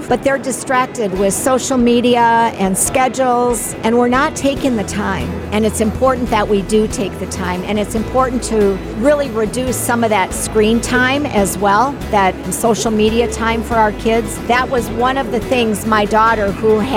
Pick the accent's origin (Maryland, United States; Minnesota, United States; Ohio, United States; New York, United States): Minnesota, United States; now in Morrison, United States; I grew up in Minnesota, and now we live in Colorado